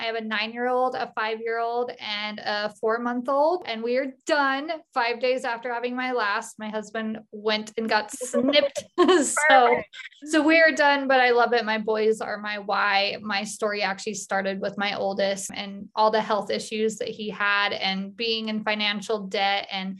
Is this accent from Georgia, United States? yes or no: no; Utah, United States; And I am actually from Cache Valley. So live out in the country. I have a hobby farm.